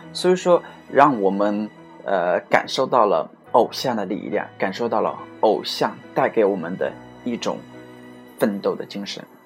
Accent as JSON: {"language": "Chinese", "country": "China", "said": "我们中国人"}